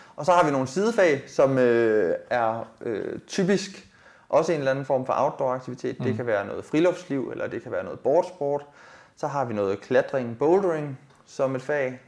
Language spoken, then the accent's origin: Danish; Denmark; jeg er egentlig født og opvokset i Rigskov